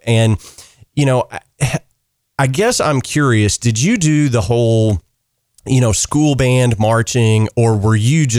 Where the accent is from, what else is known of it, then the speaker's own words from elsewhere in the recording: Central Kentucky, United States; I grew up in Central Kentucky.